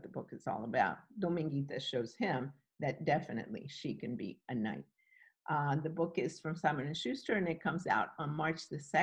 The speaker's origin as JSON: {"language": "English", "country": "Cuba", "tie": "born or raised there", "moved": "yes", "lives_now": "Virginia, United States", "said": "I was born in Cuba, and I now live in Western Virginia."}